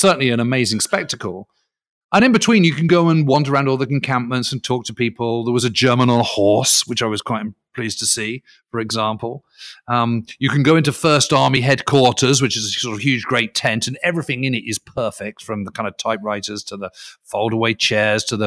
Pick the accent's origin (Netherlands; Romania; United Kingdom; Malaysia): United Kingdom; as a Brit